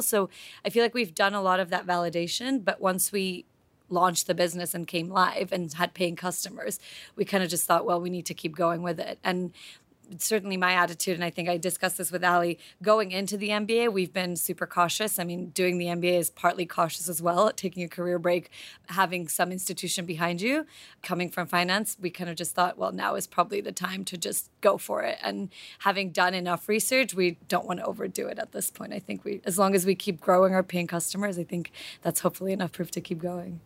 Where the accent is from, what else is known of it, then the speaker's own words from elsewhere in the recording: Slovakia; now in London, United Kingdom; I'm originally from Slovakia, but I lived in London for the last few years before the M B